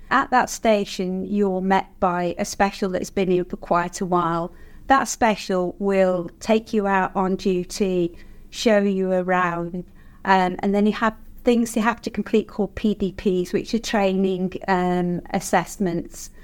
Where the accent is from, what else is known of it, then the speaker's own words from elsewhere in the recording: Nosa, West Midlands, United Kingdom; I've born and bred in Nosa, lived in Nosa all my life